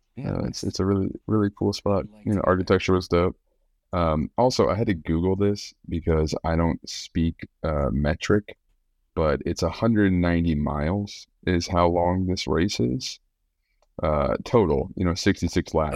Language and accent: English; United States; I'm American